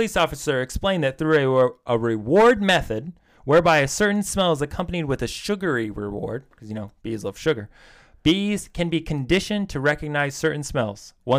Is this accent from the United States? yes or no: yes; United States; Because, you know, we're American.